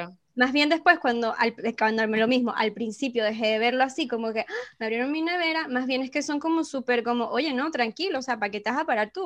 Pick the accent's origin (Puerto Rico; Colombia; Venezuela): Venezuela; accent: Venezuelan; moved away